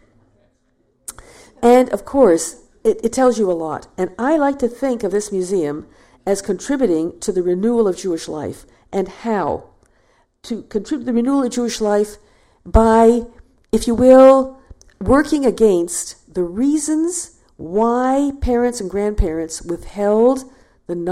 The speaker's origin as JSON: {"language": "English", "town": "Toronto", "region": "Ontario", "country": "Canada", "tie": "born or raised there", "said": "Toronto, my hometown"}